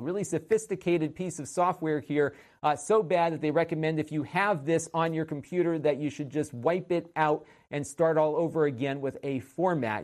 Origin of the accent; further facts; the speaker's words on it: Connecticut, United States; Connecticut, my home state